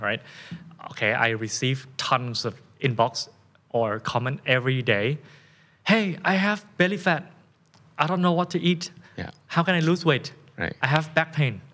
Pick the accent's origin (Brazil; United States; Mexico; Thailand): Thailand; accent: Thai; first language Thai; English is a second language; my first language is of course Thai, right, and then English